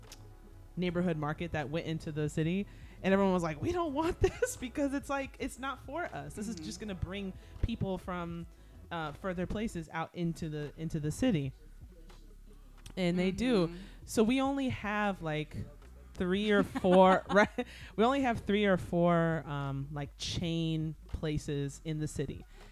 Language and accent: English; Diamond Bar, California, United States; now in Washington, D.C., United States; I'm from Diamond Bar, California.